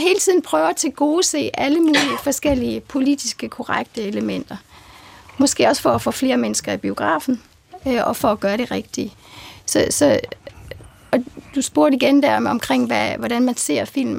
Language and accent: Danish; Horsens, Central Denmark Region, Denmark; jeg kommer fra Horsens